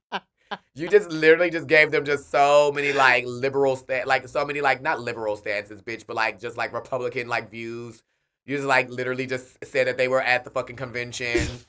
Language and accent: English; Milwaukee, Wisconsin, United States; I'm from Milwaukee, Wisconsin